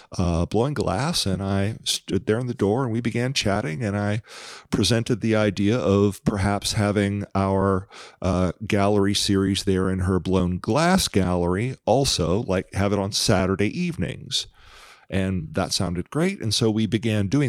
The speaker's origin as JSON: {"language": "English", "region": "Eastern Washington", "country": "United States", "said": "I'm from Eastern Washington"}